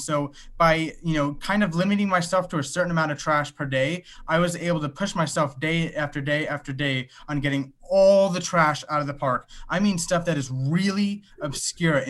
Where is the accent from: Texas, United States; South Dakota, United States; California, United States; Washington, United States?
California, United States; Los Angeles; I'm from Los Angeles, California.